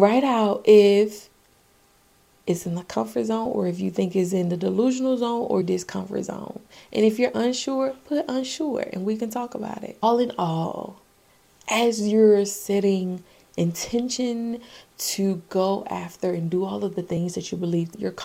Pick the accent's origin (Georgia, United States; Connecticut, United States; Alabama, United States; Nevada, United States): Georgia, United States; Augusta; The Masters is a really big golf tournament held in my hometown, AUG